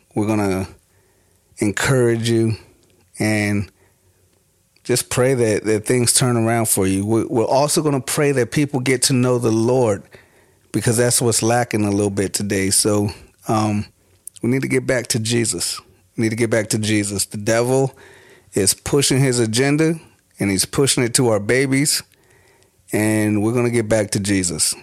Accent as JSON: {"language": "English", "area": "Prince George's County", "region": "Maryland", "country": "United States", "tie": "born or raised there", "also_born_or_lived": "Washington, D.C.", "said": "I am from Washington, D C. Um, born there and raised mo-, mostly in, uh, in Maryland. Uh, so we'll say, like, Prince George's County"}